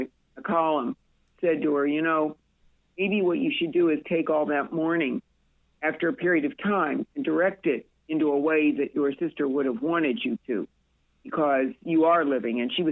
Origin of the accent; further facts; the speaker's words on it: Peoria, Illinois, United States; now in Florida, United States; we had a great life in Peoria growing up.